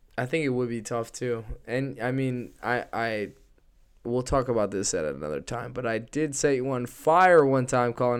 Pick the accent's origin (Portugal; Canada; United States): United States; Connecticut; we're from Connecticut and we grew up right next to those tobacco fields.